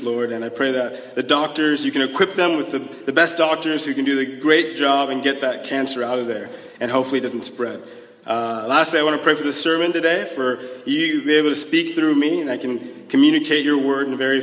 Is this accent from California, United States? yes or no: yes; Los Angeles, California, United States; now in Birmingham; I'm from Los Angeles, California.